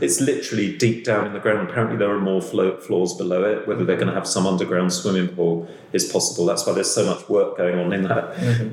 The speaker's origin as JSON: {"language": "English", "region": "London", "country": "United Kingdom", "said": "as a Londoner"}